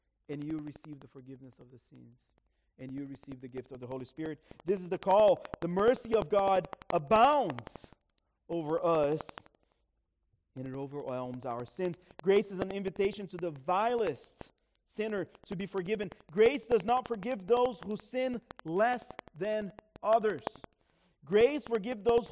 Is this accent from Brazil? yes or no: yes; Brazil; moved away; I grew up in Brazil.